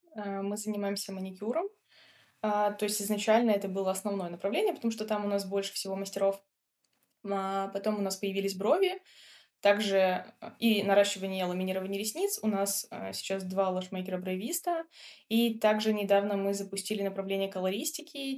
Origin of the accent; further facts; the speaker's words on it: Minsk, Belarus; moved away as an adult; also born or lived in Georgia; now in Montenegro; Мы из Минска, это большой город